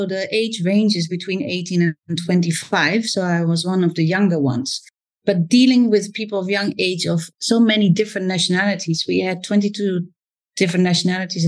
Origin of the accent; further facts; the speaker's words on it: Zwolle, Overijssel, Netherlands; English is a second language; moved away as an adult; also born or lived in Amsterdam, Netherlands / London, United Kingdom; now in Singapore; Zwolle, where I was raised.